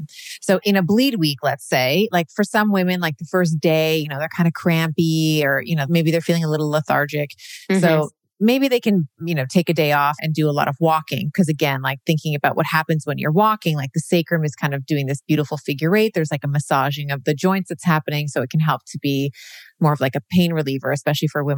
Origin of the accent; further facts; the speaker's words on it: Canada; born in Canada. So, you know, Canada's my country of birth